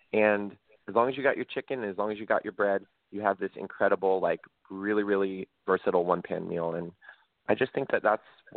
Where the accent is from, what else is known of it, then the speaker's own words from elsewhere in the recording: Central Valley of California, United States; I grew up in the Central Valley of California. So I grew up on the West Coast.